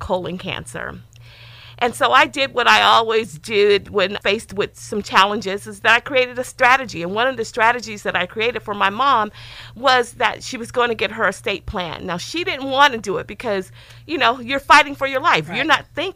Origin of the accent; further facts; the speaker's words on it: East Palo Alto, California, United States; I grew up in East Palo Alto, so 650 is in the house